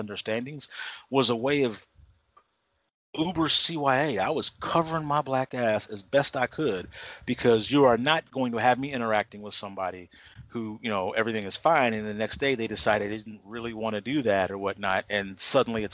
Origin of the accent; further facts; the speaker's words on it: Texas, United States; where I live now, I mean, this is my hometown